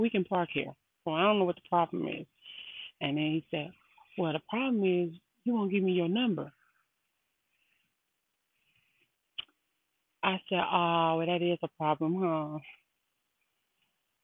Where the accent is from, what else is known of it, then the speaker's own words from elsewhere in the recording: Baton Rouge, Louisiana, United States; I am from Baton Rouge, Louisiana